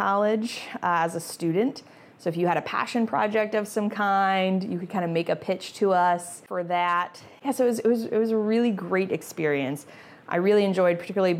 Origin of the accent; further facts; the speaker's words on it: Dallas, Texas, United States; moved away as an adult; also born or lived in Houston; now in Virginia, United States; grew up mostly in Dallas.